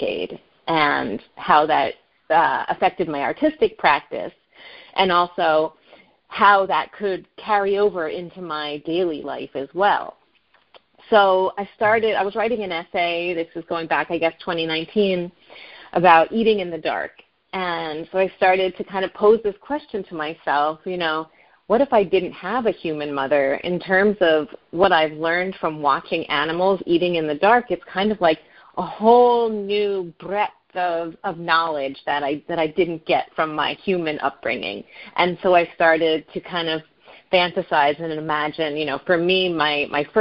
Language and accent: English; Northeast, United States; I live in the Northeast and I grew up in the Northeast